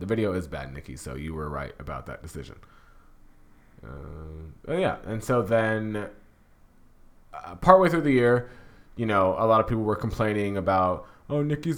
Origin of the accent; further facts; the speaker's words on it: Jamaica; I'm Jamaican